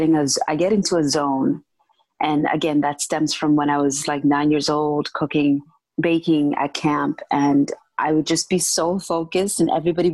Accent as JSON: {"language": "English", "town": "Toronto", "region": "Ontario", "country": "Canada", "tie": "born or raised there", "said": "I grew up in downtown Toronto"}